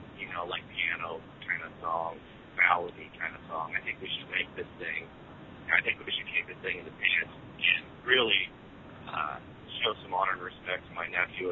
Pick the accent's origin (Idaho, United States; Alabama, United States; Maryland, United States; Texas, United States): Idaho, United States; Sandpoint; moved away as an adult; now in Nashville, United States; we're originally from Idaho, believe it or not, like middle of nowhere.